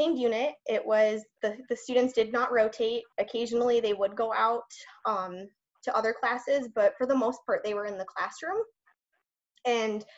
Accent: Chicago, Illinois, United States; moved away as an adult; now in Texas, United States; I'm from Chicago, Illinois originally. I moved to Texas for a teaching position

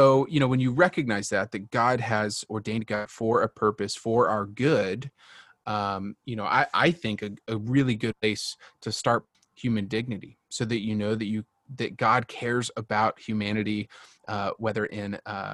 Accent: Texas, United States; now in Washington, D.C., United States; my citizenship is as a Texan of the right. Republic of Texas, right?

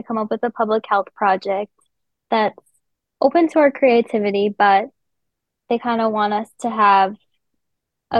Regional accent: West Fargo, North Dakota, United States; I'm from West Fargo

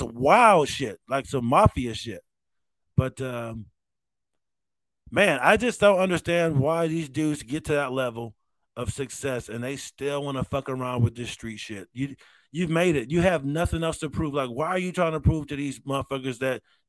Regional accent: Rochester, New York, United States; I'm from Rochester, New York

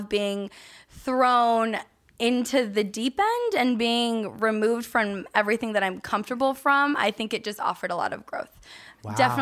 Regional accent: Santa Clarita, California, United States; moved away as an adult; also born or lived in San Diego / Australia; I grew up in Santa Clarita, which is high desert portion of the LA County.

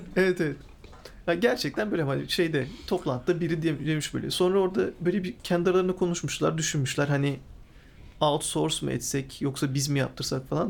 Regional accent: İzmir, Turkey

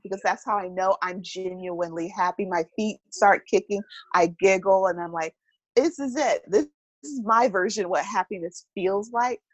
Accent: Milwaukee, Wisconsin, United States; moved away as an adult; I hail from Milwaukee, Wisconsin, even though I haven't been there most of my adult life

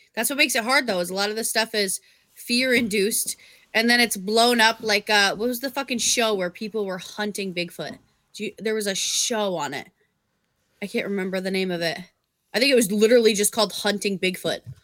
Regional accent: Vermont, United States; when I grew up in Vermont

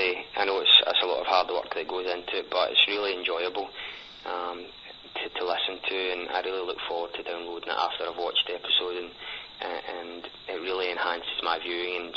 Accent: Scotland, United Kingdom; accent: thick accent; from Scotland.

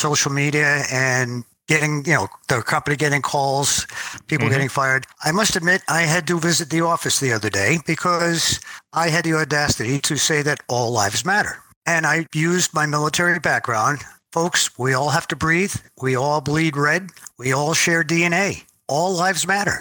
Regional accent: United States; I'm American

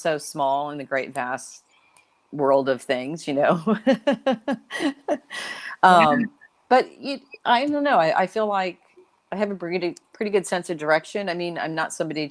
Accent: Florida, United States; I grew up in Florida

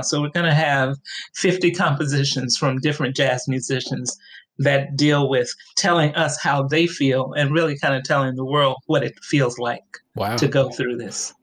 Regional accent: Chicago, Illinois, United States; also born or lived in La Grange, Illinois; Well, I was born in LaGrange, which are the suburbs. Then I lived on the south side. Then my mom and dad divorced, and we moved into public housing on the west side of Chicago.

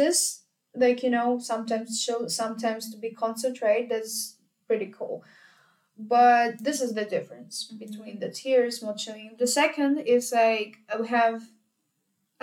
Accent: Ukraine; moved away as an adult; now in Vienna, Austria; in Ukraine we attend classes to even in beginners and advanced level and everything

